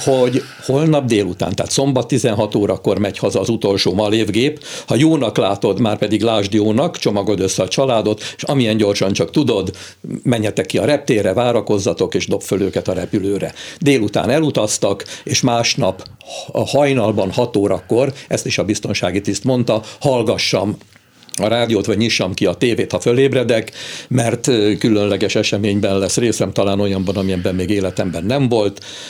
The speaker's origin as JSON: {"language": "Hungarian", "country": "Hungary", "said": "mi magyarul beszélünk, mert magyarok vagyunk"}